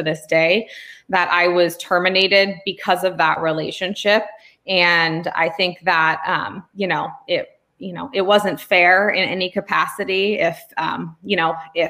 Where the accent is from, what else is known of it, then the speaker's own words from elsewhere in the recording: California, United States; also born or lived in Pennsylvania; I am from California